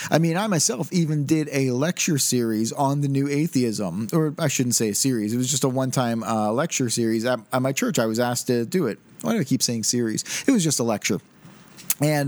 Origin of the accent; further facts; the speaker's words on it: United States; Since I am an American